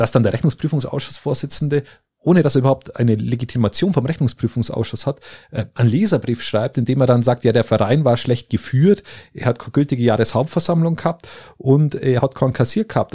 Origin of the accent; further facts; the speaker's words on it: Landsberg am Lech, Bavaria, Germany; bei uns in Landsberg am Lech oder da irgendwo in der, in der Ecke